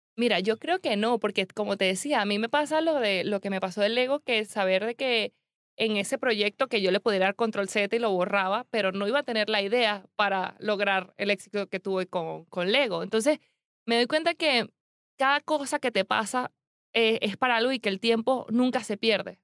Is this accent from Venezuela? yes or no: yes; Venezuela; moved away as an adult; now in Spain; yo soy demasiado venezolana